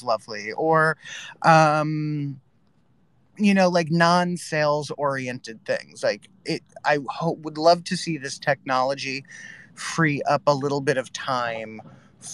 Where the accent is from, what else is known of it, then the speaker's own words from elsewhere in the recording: Northern New Jersey, United States; I grew up in Northern New Jersey